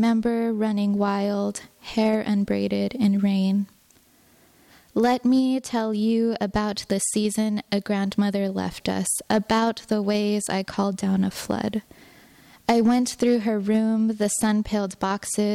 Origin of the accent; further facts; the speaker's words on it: Gallup, New Mexico, United States; I'm from Gallup, New Mexico